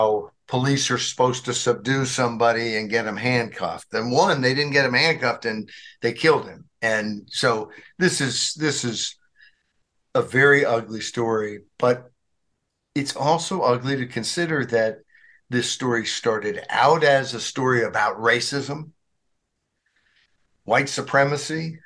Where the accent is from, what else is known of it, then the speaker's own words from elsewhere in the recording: Arkansas, United States; in Arkansas, my home state where I grew up